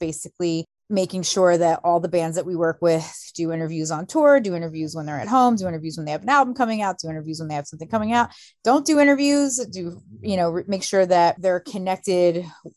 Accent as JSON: {"language": "English", "area": "right outside of Philadelphia", "region": "New Jersey", "country": "United States", "tie": "born or raised there", "said": "I grew up right outside of Philly in New Jersey"}